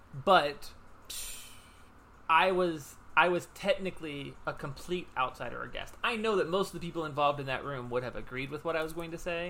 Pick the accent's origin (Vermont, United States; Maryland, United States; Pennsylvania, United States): Pennsylvania, United States; Wilkinsburg; also born or lived in North Hills, Pittsburgh; I'm like, oh, Pittsburgh. It's like 2 hours away. They're like, oh, we're from Greentree. I'm like, oh, that's cool. Like, I grew up in Wilkinsburg. I now live in the North Hills because I relocated to be with my wife's family.